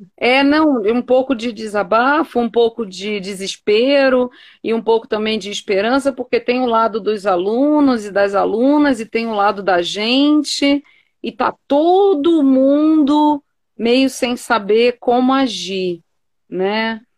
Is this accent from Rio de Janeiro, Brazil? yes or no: yes; Rio de Janeiro, Brazil; eu sou carioca